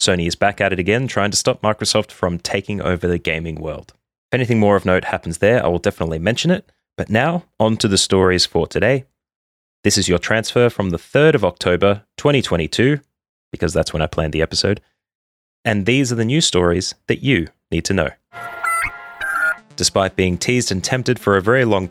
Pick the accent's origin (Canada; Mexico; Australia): Australia; an Australian who lives in Australia